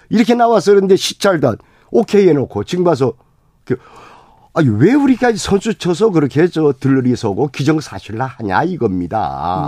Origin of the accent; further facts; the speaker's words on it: Jeju Island, South Korea; 제주도 출신이에요.